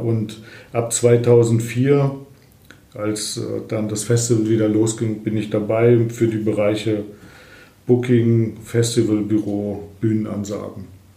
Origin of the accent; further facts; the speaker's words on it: Lendringsen, North Rhine-Westphalia, Germany; moved away as an adult; also born or lived in Fulda; ich bin 1958 äh, in Lendringsen im Sauerland geboren und dann äh, mit 20, also 1978, zum Studium nach Fulda gekommen